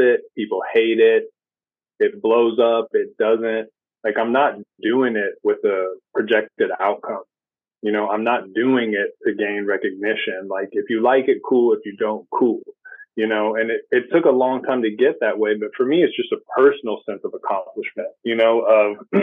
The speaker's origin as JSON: {"language": "English", "town": "Los Angeles", "region": "California", "country": "United States", "tie": "born or raised there", "also_born_or_lived": "Hendersonville, Tennessee", "said": "That's where I was born, but I was raised in Los Angeles"}